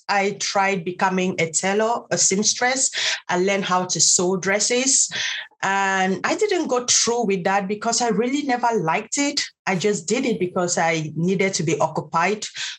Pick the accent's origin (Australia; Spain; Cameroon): Cameroon; Bamenda, North-West Region; moved away as an adult; also born or lived in Ghana / Italy; now in Cork, Ireland; I'm originally from southern Cameroon. Today we call it Ambazonia. I was born in Bamenda, and in a little village called Nkwen. My dad is from Bafut and my mom is from Nkwen. But I literally grew up at my phone Nkwen in Bamenda.